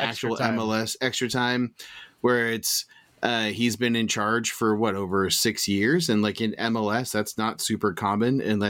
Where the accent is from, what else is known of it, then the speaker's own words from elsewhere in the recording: United States; Full into it. I'm American. We just celebrated a holiday, Randy.